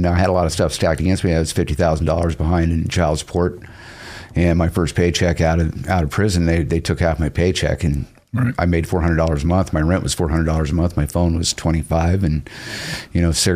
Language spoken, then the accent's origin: English; Detroit, Michigan, United States; also born or lived in Salt Lake City, Utah; now in Boise, United States; I was born in Detroit, Michigan, 1967, riots, right? Lived in Salt Lake for a lot of years